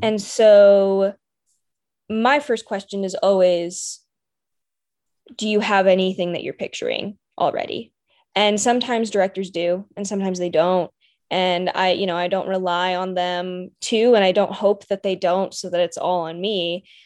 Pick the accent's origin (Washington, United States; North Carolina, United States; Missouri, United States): North Carolina, United States; Raleigh; born and raised in the Raleigh area, so always been a local.